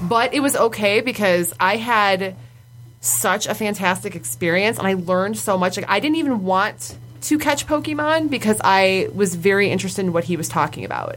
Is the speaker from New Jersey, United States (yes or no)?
no; Wyandotte, Michigan, United States; we're from downriver, so like uh, we're from Wyandotte